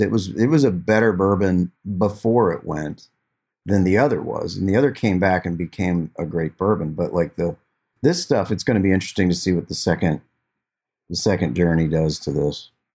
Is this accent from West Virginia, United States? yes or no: yes; Glendale, West Virginia, United States; I grew up playing in my hometown